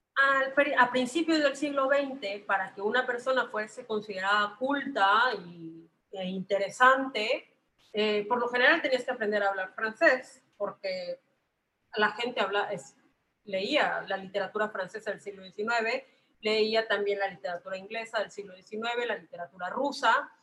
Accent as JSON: {"language": "Spanish", "country": "Mexico", "said": "Yo soy mexicana"}